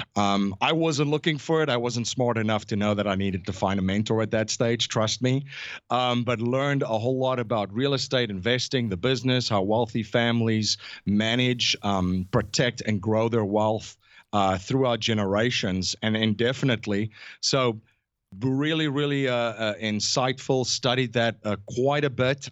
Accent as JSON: {"language": "English", "country": "South Africa", "tie": "born or raised there", "moved": "as an adult", "lives_now": "United States", "said": "I'm originally from South Africa, born and raised. Um, I grew up in South Africa"}